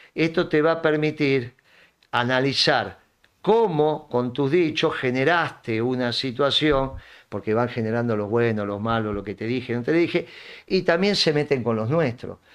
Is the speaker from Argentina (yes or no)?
yes; Argentina; nosotros somos argentinos y tenemos otra cultura